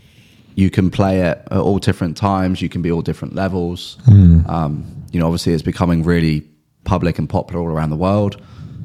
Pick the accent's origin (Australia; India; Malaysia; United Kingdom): United Kingdom; Southampton, South East England; moved away as an adult; also born or lived in Brighton, England; now in Southampton, New York, United States; I actually moved to Southampton, funnily enough, near Southampton in England